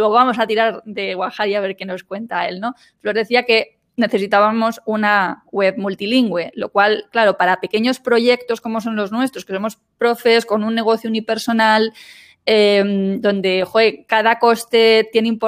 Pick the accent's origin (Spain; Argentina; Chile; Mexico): Spain; yo soy profesora de español, soy española, profesora de español para alemanes